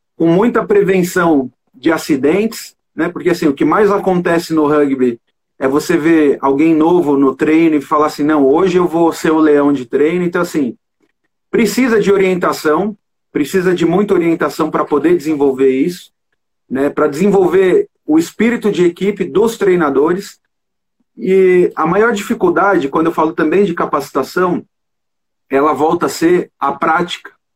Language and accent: Portuguese; Brazil; nossa cultura como brasileiro